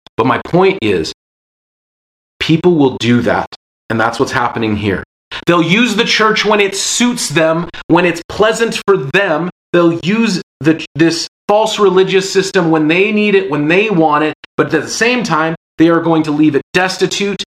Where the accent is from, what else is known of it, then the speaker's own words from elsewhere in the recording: Seattle, Washington, United States; growing up in Seattle, just a happenstance of when I was born and where I was born